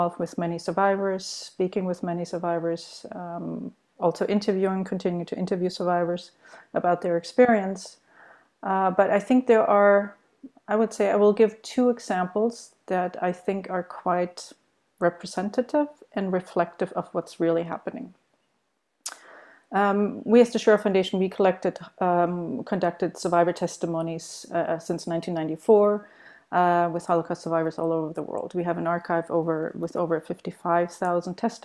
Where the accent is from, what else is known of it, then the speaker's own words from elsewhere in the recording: Germany; moved away as an adult; also born or lived in United States; I myself grew up in Germany. I was born in Germany, and I did my grammar in high school in Germany